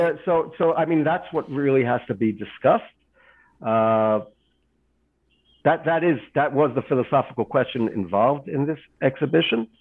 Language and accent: English; Israel; I'm from Israel